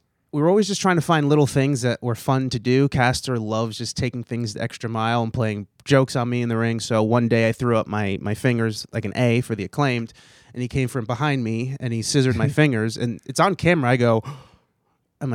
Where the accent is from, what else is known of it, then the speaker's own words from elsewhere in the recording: New Jersey, United States; East Coast. Right. I'm from New Jersey.